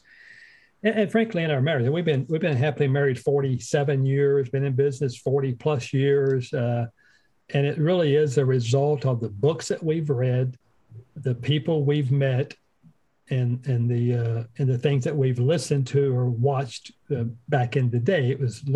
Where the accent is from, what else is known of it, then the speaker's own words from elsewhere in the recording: Western North Carolina, United States; moved away as an adult; also born or lived in North Dakota; We're from Western North Carolina